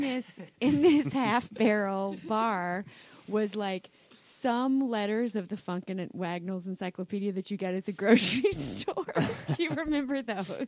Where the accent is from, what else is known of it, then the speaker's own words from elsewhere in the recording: South Carolina, United States; I grew up in South Carolina, Southern Baptist